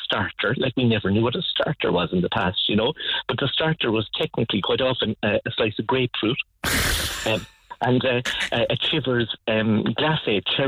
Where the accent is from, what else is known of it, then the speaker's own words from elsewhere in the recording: Cork, Munster, Ireland; I grew up in Ballinlock in typical suburbia